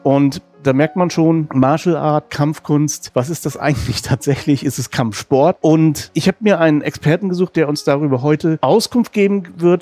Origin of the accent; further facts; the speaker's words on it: Rostock, Mecklenburg-Vorpommern, Germany; ich komme aus Rostock, insofern zwei Nordlichter unter sich heute